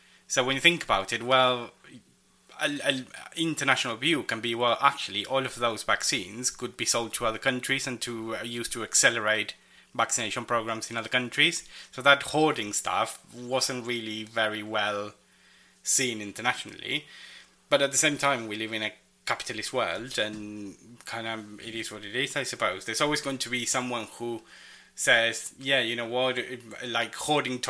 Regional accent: Argentina; now in United Kingdom; in my hometown, public services would open in the morning and commerce would open in the afternoon

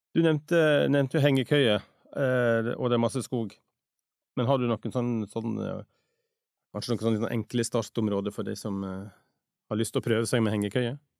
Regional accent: Western Norway, Norway; mange av oss vestlendinger

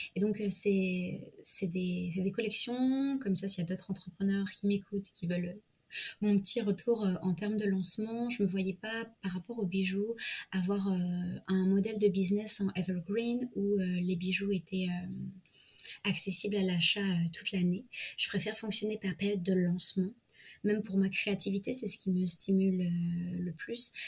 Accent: Provence-Alpes-Côte d'Azur, France; moved away; also born or lived in Paris; je suis retournée en région PACA, mmh. c'est-à-dire ma région de naissance

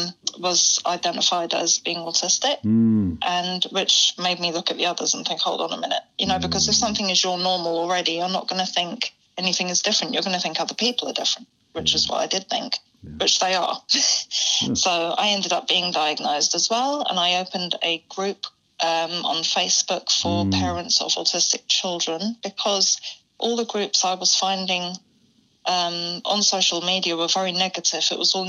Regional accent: Acton, London, United Kingdom; Acton, West London.

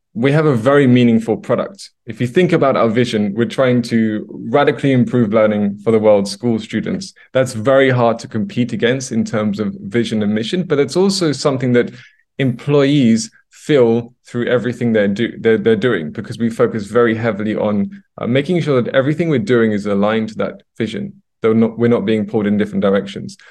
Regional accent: London, United Kingdom; moved away as an adult; now in Stockholm, Sweden; I'm originally from London, U K, Uh, and I moved over here to Stockholm, Sweden about eight years ago.

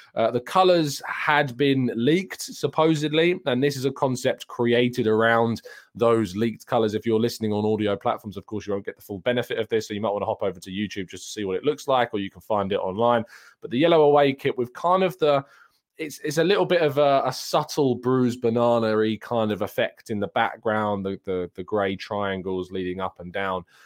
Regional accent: United Kingdom; I'm a British

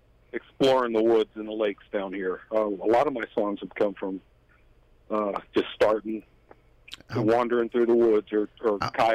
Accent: Salt Springs, Florida, United States; it just kind of blows my mind, man, that I'm a guy from Salt Springs and I'm writing songs with Daryl Plant and Mr. Nashville.

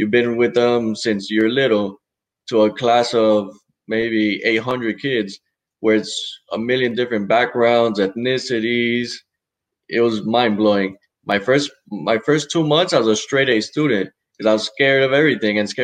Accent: Miami, Florida, United States; born and raised in Miami

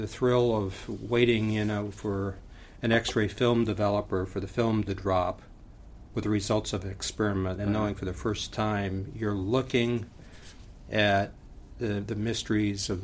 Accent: Niles, Michigan, United States; my hometown cemetery. It's called the Silver Brook Cemetery in Niles, Michigan.

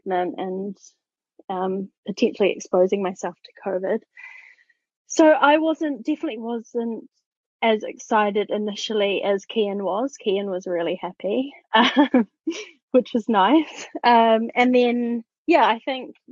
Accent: New Zealand; I am from New Zealand

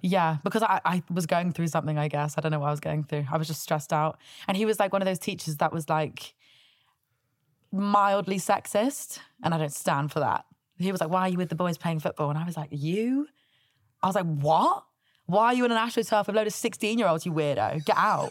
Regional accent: Southampton, South East England, United Kingdom; I grew up in Southampton

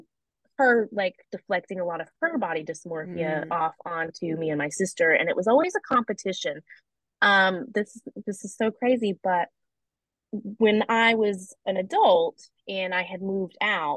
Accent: the South, United States; I grew up in the South, so we did get spanked

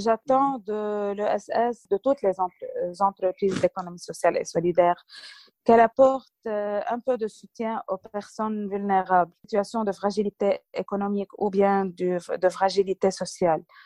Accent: Lebanon; chez nous au Liban

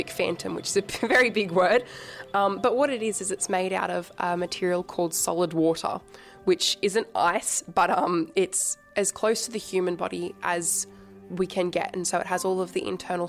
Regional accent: Wollongong, New South Wales, Australia; I'm from Wollongong and I am 17 years old

